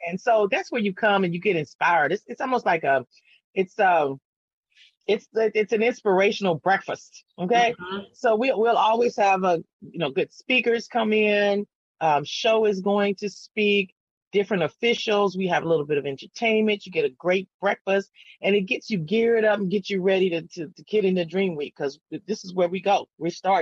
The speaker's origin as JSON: {"language": "English", "town": "San Antonio", "region": "Texas", "country": "United States", "tie": "born or raised there", "said": "I never moved. I never left. And I grew up on the East Side"}